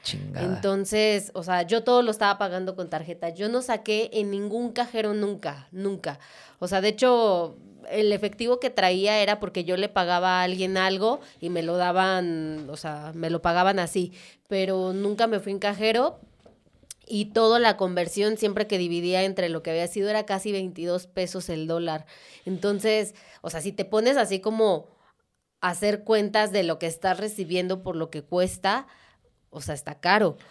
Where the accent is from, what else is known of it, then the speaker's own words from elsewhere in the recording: Mexico; nosotros como mexicanos